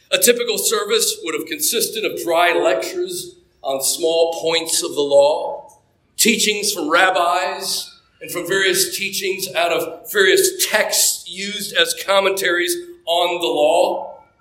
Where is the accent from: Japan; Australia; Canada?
Japan; There was an old shrine on the military base that I grew up on in Japan